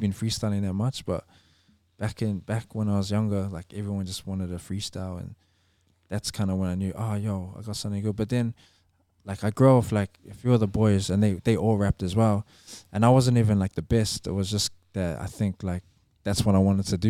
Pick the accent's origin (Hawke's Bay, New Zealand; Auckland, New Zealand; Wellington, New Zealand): Auckland, New Zealand; growing up in Avondale